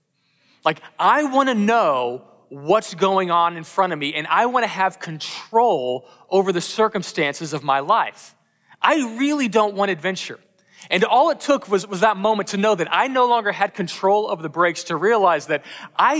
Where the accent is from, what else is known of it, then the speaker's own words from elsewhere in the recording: Katy, Texas, United States; I'm from Texas. In fact, I'm from Houston. I grew up in Katy, Texas, not too far from here